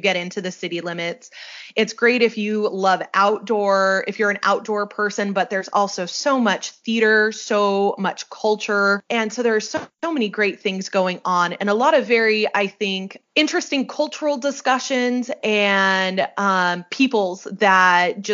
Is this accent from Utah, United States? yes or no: yes; Salt Lake City, Utah, United States; moved away as an adult; also born or lived in St. George, Utah; now in Pullman, United States; I'm originally from the Salt Lake area